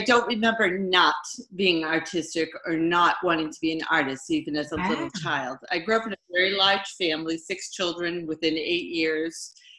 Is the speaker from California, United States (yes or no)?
no; Framingham, Massachusetts, United States; moved away as an adult; also born or lived in Dayton, Ohio; now in Maine, United States; I grew up, I was actually born in Ohio. Oh. And then grew up in Framingham, Massachusetts.